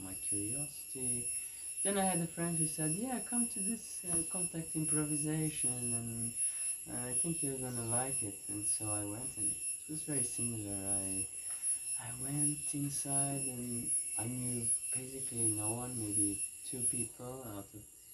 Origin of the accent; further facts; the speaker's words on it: Azores, Portugal; moved away; I come from Portugal and the Azores Islands.